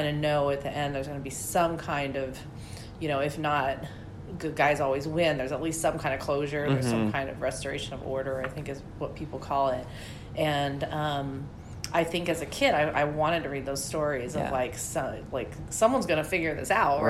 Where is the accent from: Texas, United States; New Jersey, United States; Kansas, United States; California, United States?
Kansas, United States; Wichita; I grew up in Wichita, Kansas